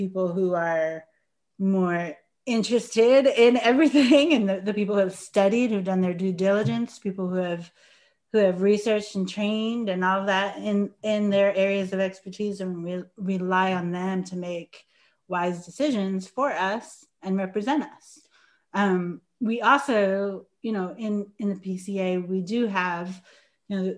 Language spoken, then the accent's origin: English; New York, United States; I grew up in New York